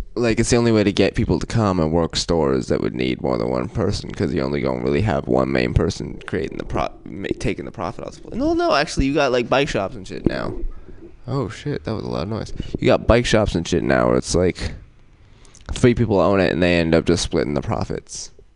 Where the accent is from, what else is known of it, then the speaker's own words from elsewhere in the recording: Oakland, California, United States; I'm from West Oakland